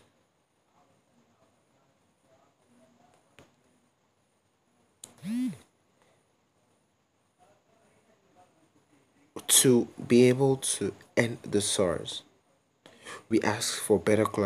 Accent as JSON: {"language": "English", "country": "Nigeria", "said": "as a Nigerian youth"}